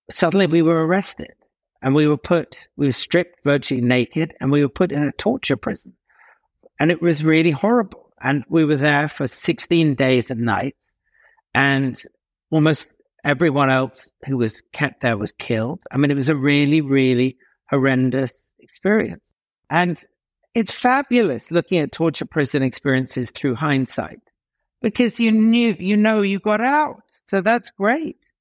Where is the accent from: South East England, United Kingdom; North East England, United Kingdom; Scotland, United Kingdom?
South East England, United Kingdom; near Tunbridge Wells; now in Casablanca, Morocco; I had a very, very odd childhood, and a lot of it took place, as you said, um, in the southeast of England, near Tunbridge Wells